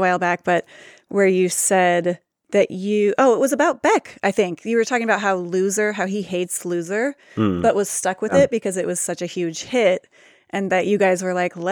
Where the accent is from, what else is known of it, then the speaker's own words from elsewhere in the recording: Olympia, Washington, United States; I am from Olympia, actually. I grew up in Olympia